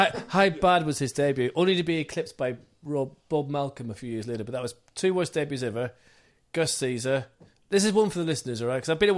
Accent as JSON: {"language": "English", "region": "London", "country": "United Kingdom", "tie": "born or raised there", "said": "I grew up in Ladbroke Grove, after leaving, coming here in a boat, basically"}